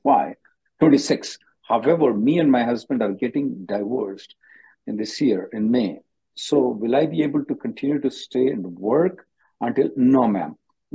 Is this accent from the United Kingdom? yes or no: no; India; Now, I'm an Indian working as a faculty in India.